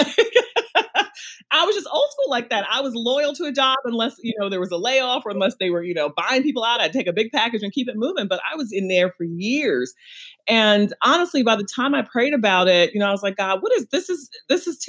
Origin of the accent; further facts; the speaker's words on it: New York City, New York, United States; we're both from Brooklyn.